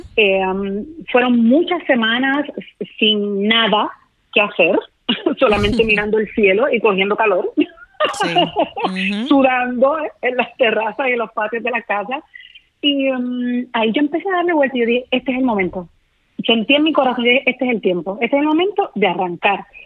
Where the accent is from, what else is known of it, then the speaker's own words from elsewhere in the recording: Puerto Rico; moved away as an adult; los mejores escenarios de mi isla